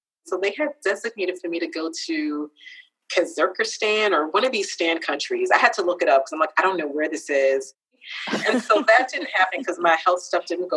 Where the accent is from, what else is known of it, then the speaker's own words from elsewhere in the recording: United States; also born or lived in Ghana; I am American